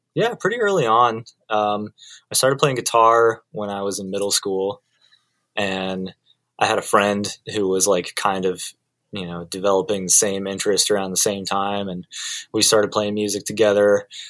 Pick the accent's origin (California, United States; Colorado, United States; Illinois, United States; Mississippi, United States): Colorado, United States; moved away as an adult; now in Los Angeles, United States; I did grow up uh, in Colorado. I moved to Los Angeles when I was 25